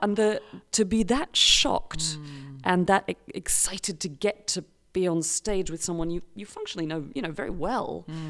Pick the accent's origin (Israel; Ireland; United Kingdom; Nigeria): United Kingdom; I'm British